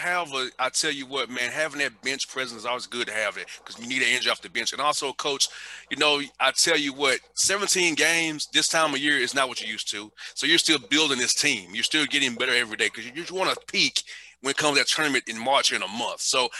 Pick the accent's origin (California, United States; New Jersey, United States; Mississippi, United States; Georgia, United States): Georgia, United States; Atlanta; living and growing up in Atlanta, in the inner city that I grew up in the poor part of town